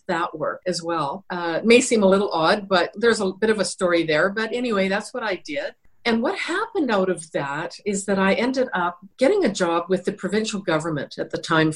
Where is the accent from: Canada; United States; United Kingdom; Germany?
Canada; British Columbia; I come from British Columbia. It was the norm for most people to be working in the lumber industry, towboating, all kinds of what we would call blue-collar work. And that's where I grew up.